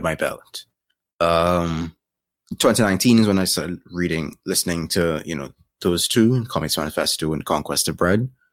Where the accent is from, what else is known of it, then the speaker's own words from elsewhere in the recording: Trinidad & Tobago; I am from Trinidad and Tobago, born, raised, and still living.